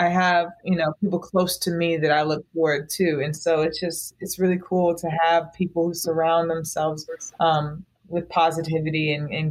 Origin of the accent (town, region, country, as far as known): Raleigh, North Carolina, United States; born or raised there